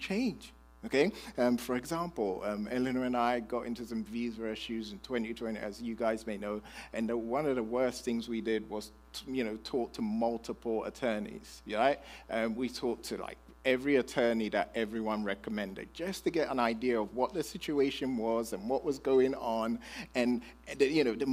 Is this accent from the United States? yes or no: no; United Kingdom; I'm British